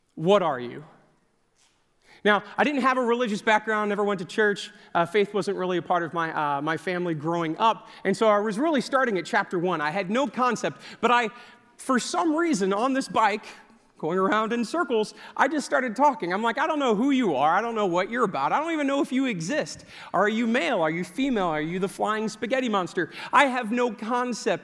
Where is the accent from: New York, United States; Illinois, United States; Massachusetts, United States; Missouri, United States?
Missouri, United States; Lake Saint Louis; I grew up in Lake Saint Louis, which is a suburb of, uh, of Saint Louis.